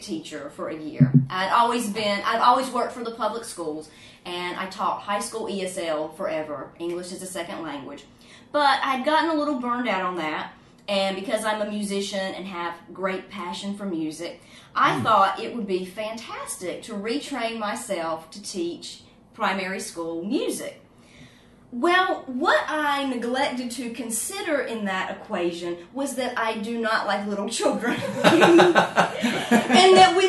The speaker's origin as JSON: {"language": "English", "town": "Winston-Salem", "region": "North Carolina", "country": "United States", "tie": "born or raised there", "moved": "as an adult", "lives_now": "Zhuhai, China", "said": "My hometown is Winston-Salem, North Carolina"}